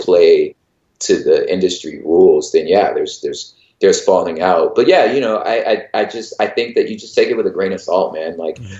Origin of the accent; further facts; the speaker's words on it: Los Angeles, California, United States; I'm originally from Los Angeles